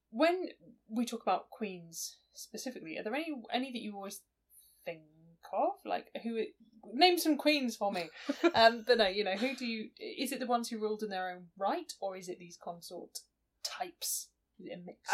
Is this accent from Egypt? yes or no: no; United Kingdom; us as a nation